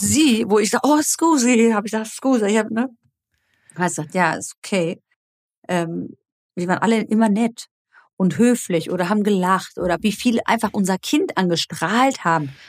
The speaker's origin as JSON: {"language": "German", "country": "Germany", "said": "bei uns in Deutschland"}